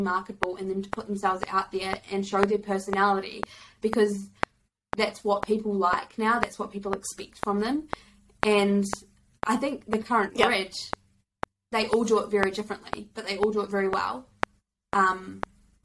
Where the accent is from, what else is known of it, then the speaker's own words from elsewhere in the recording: New Zealand; I'm from New Zealand